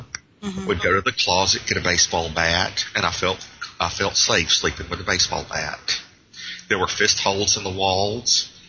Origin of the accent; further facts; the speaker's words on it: Georgia, United States; But it was just a situation where – growing up was hard.